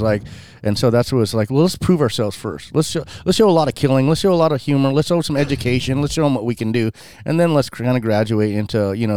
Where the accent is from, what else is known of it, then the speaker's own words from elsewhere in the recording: Washington, United States; I'm from Washington State